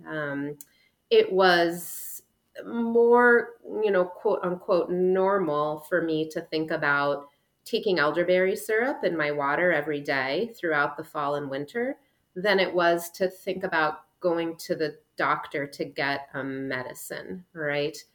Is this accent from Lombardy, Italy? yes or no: no; Trentino-Alto Adige, Italy; We're from the Dolomites, um, so very far north in one of Italy's five independent provinces that prior to World War One were part of the Habsburg Empire.